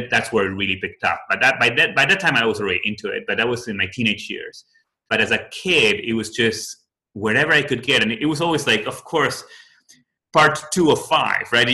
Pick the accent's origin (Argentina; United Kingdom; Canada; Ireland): Argentina; Buenos Aires; English is a second language; moved away; So I'm originally from Argentina, from Buenos Aires.